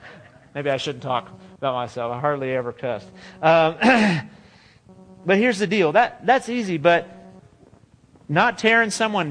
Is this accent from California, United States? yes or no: yes; California, United States; now in Texas, United States; Or when I was from California, you might say, oh, you have an accent from California. I'm like, no, we don't have an accent in California. What are you talking about?